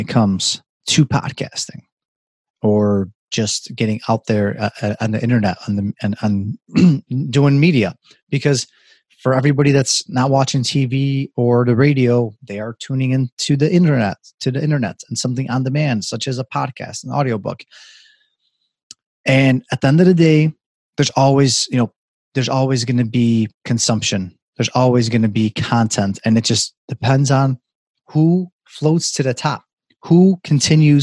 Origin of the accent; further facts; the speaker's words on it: Chicago, Illinois, United States; I love it here. It is my hometown